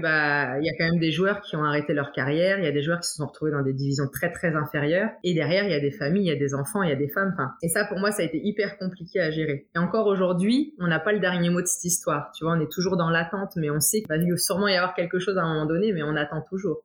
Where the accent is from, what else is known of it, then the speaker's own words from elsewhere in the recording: Troyes, Grand Est, France; moved away as an adult; also born or lived in Portugal / Tours / Auxerre; now in Toronto, Canada; j'ai fait toute ma vie en France, puisque très très vite, je suis revenue en France avec mes parents. Euh, donc moi, j'ai toujours vécu à Troyes